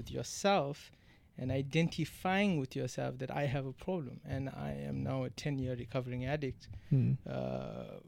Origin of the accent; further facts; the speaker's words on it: South Africa; accent: South African; moved away; also born or lived in London; Growing up in South Africa, growing up in the community that we did